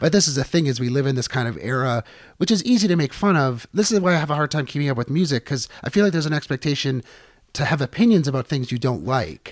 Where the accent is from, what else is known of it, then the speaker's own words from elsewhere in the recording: Niagara, Ontario, Canada; growing up in Niagara where we would get a lot of the U S stations